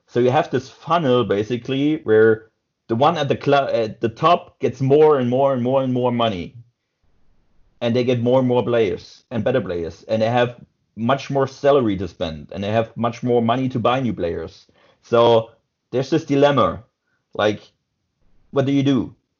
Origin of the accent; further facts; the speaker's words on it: southwest Germany, Germany; me as a guy from Southwest Germany